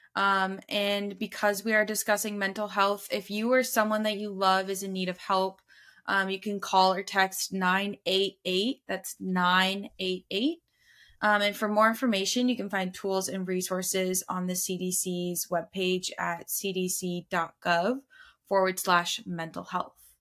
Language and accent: English; Tucson, Arizona, United States